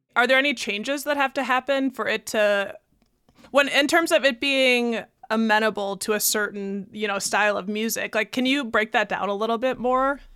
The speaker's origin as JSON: {"language": "English", "town": "Baraboo", "region": "Wisconsin", "country": "United States", "said": "I'm from Baraboo"}